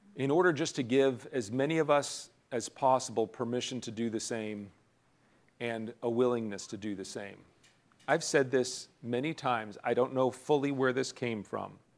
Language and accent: English; United States; as American citizens